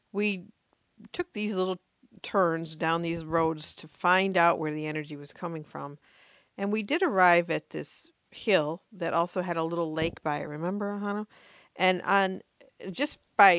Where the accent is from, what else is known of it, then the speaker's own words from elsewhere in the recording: United States; me being American